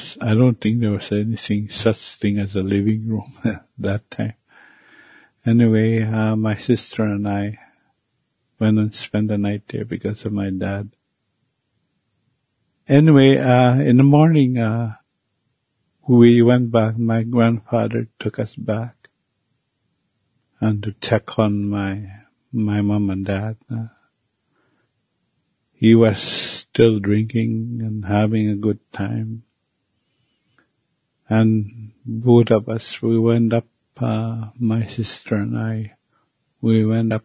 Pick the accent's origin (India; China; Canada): Canada; first language Cree; English is a second language; As a child growing up back in Sioux Lake